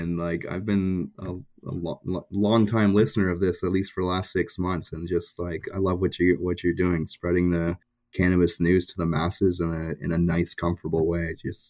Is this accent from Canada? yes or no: yes; Ontario, Canada; Yeah, I'm originally from Ontario.